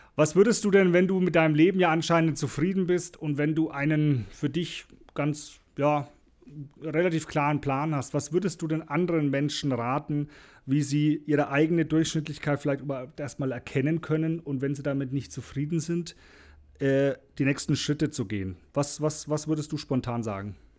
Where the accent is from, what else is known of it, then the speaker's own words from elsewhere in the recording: Franconia, Bavaria, Germany; bei uns in Franken